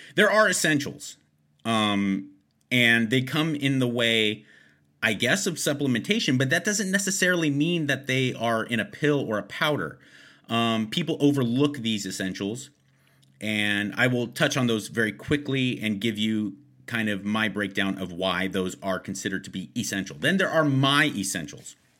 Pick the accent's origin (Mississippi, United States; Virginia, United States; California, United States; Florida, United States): California, United States; Los Angeles; I'm born and raised in Los Angeles